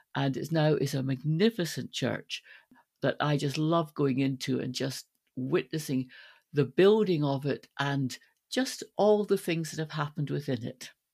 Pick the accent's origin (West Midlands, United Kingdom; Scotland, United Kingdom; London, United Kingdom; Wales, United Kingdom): Scotland, United Kingdom; Stirling; I'm going to go back to my hometown of Stirling